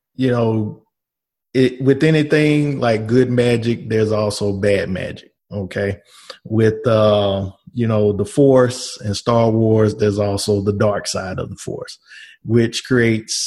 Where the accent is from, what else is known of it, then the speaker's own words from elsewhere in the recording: Shreveport, Louisiana, United States; also born or lived in Washington, D.C.; now in Covington, United States; My hometown is Shreveport, Louisiana. Currently live in Covington, Louisiana. And I was born and raised in Shreveport